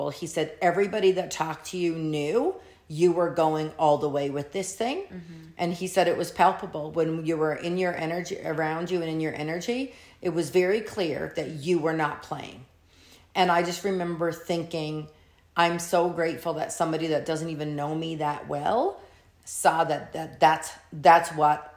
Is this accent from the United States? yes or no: no; Canada; I'm Canadian